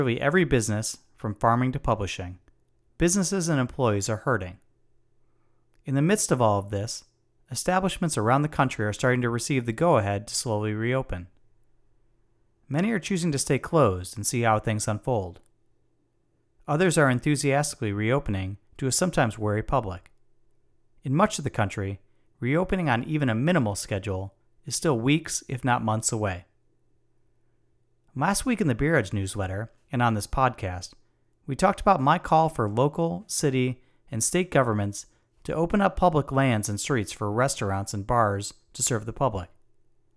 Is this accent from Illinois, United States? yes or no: yes; Chicago, Illinois, United States; I grew up in and around Chicago